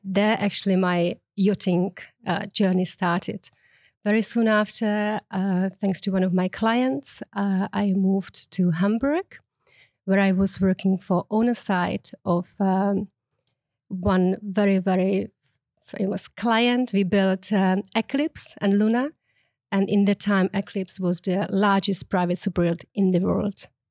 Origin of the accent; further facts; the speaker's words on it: Prague, Czechia; English is a second language; moved away as an adult; now in Mallorca, Spain; I'm actually originally from the Czech Republic